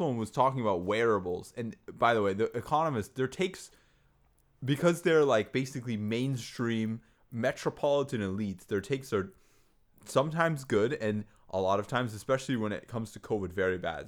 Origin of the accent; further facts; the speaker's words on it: United States; as an American